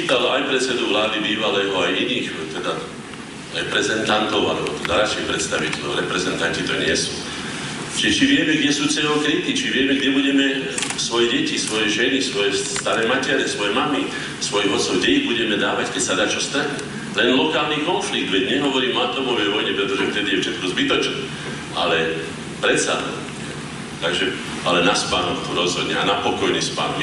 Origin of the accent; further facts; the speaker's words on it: Slovakia; ako jediný Slovák